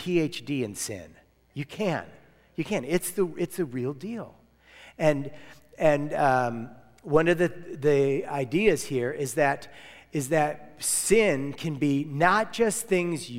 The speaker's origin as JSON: {"language": "English", "country": "United States", "said": "I'm American"}